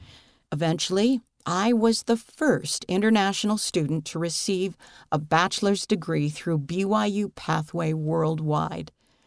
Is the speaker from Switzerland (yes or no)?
no; Honduras; I was born and raised in Honduras, a country full of opportunities but challenging in lifestyle.